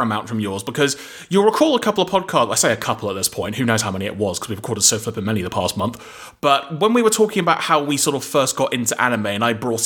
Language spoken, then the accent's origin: English; London, United Kingdom; I grew up in North London